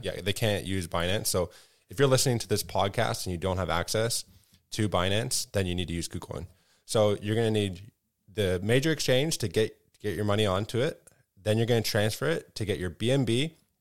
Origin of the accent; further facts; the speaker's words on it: Canada; as a Canadian